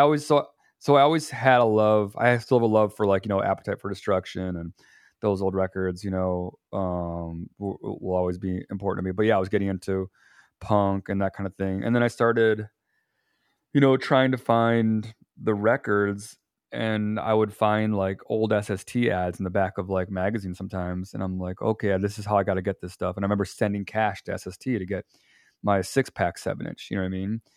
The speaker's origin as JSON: {"language": "English", "town": "Chicago", "region": "Illinois", "country": "United States", "tie": "born or raised there", "also_born_or_lived": "Indiana", "said": "I was raised up here in Chicago"}